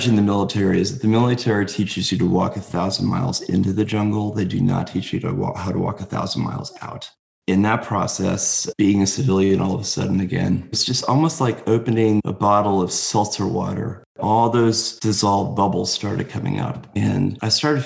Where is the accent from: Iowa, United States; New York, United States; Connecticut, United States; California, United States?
Connecticut, United States; Bethlehem; I grew up in Connecticut in a very small town called Bethlehem, Connecticut